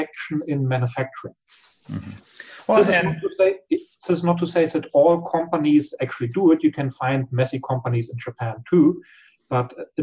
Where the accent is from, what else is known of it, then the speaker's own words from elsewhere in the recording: Germany; We Germans